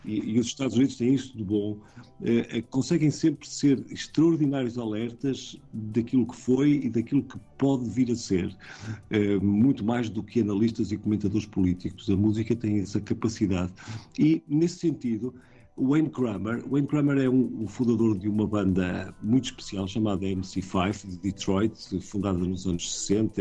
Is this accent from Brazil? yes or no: no; Portugal; como portugueses